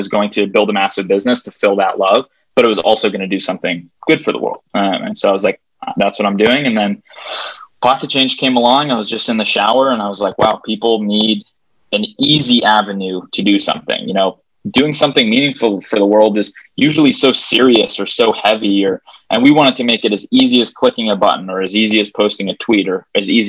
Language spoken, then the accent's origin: English; Hawaii, United States; moved away as an adult; now in Denver, United States; I'm from Hawaii, actually, originally.